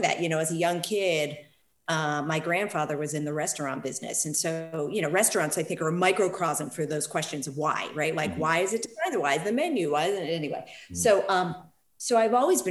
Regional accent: Philadelphia, Pennsylvania, United States; also born or lived in San Francisco Bay Area; now in San Francisco, United States; I'm calling you from Philadelphia, my hometown

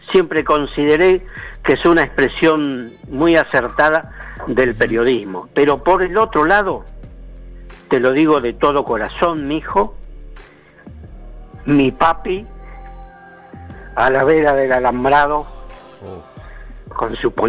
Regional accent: Chubut, Argentina

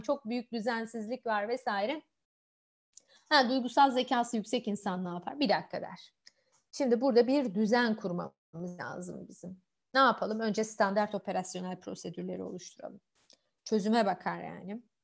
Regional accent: Malatya, Turkey; Ben kendim Malatyalıyım

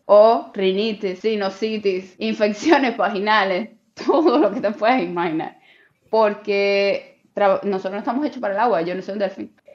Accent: Cuba; moved away as an adult; now in China; siendo cubana al fin

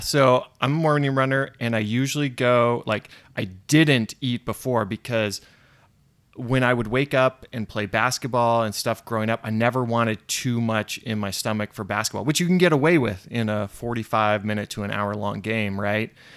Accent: Orlando, Florida, United States; moved away; growing up in Orlando

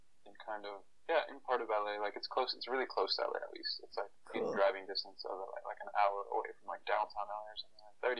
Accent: Toronto, Ontario, Canada; moved away as an adult; also born or lived in Africa / Waterloo / Silicon Valley; now in Los Angeles, United States; I grew up in Toronto. That's number one big fact. I was actually born in Africa. I moved to Toronto when I was 2 years old

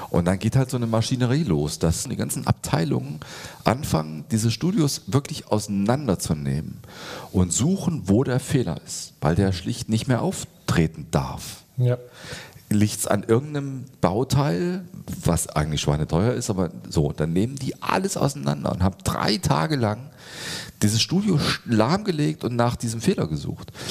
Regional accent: Schleswig-Holstein, Germany; Ich, ich komme ja jetzt aus Schleswig-Holstein, da ist das örtliche Produkt halt Flens.

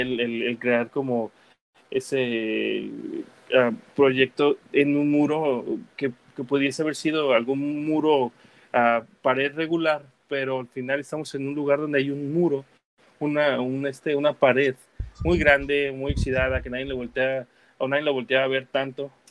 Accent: United States; also born or lived in Guadalajara, Jalisco, Mexico; A mis siete años me fui a Estados Unidos, estudié y trabajé allá

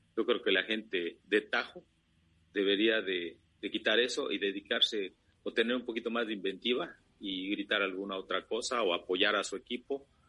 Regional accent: Mexico City, Mexico; moved away as an adult; now in Guatemala; de México, nacido en en la capital mis inicios de futbolista fueron ahí

